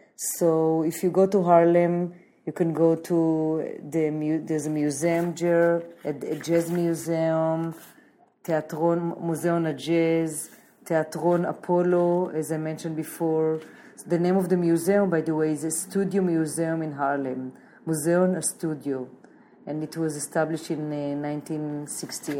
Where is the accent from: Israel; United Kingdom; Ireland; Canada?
Israel; Jerusalem; moved away as an adult; now in New York, United States; I was born in Jerusalem and when I moved to New York